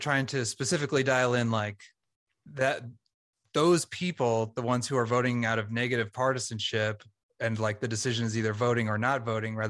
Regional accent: Columbia, United States; born there; Yeah. I was born in Columbia. I don't know if you guys knew that.

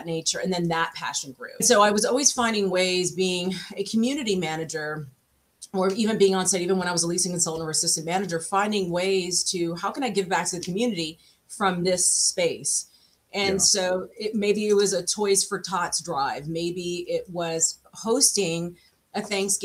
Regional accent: New York City, New York, United States; now in Florida, United States; my story actually started in Brooklyn, New York, where I'm from. And so I was raised in Brooklyn

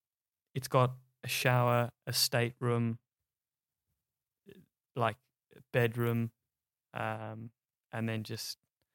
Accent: South Africa; now in Australia; straight from South Africa, where I was born. Been living there since I was a little grasshopper. Yeah, I'm proudly South African, Australian, British.

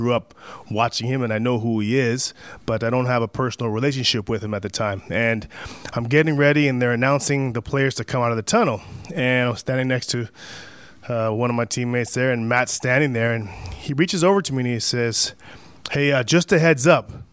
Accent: Canada; I'm a Canadian

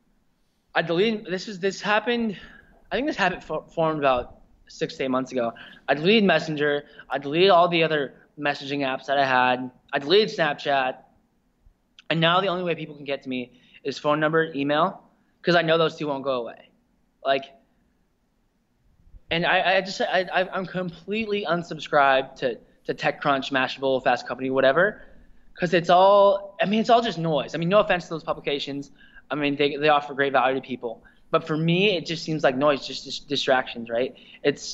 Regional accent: Spokane, Washington, United States; I grew up in Spokane, Washington, which is about 4 and a half hours east of Seattle.

